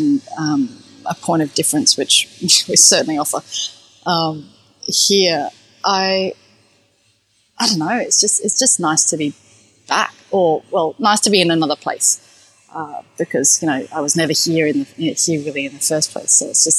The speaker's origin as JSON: {"language": "English", "town": "Perth", "region": "Western Australia", "country": "Australia", "tie": "born or raised there", "said": "There wasn't that much Asian influence where I grew up in Perth, certainly back then."}